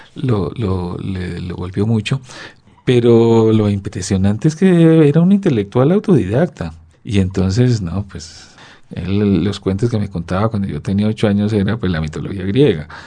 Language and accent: Spanish; Chocó, Colombia; moved away; Yo pasé mi infancia en el Chocó